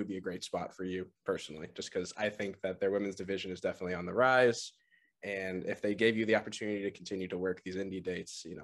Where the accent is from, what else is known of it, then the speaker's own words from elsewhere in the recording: New England, United States; I'm from the New England area